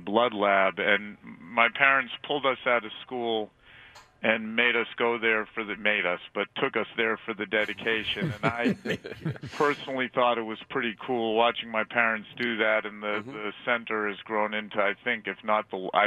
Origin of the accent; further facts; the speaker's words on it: Boston, Massachusetts, United States; growing up in Boston